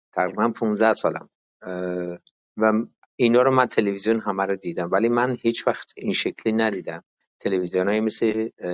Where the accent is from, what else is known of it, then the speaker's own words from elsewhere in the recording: Iran; now in United States; من تو دفترم من تنها ایرانی هستم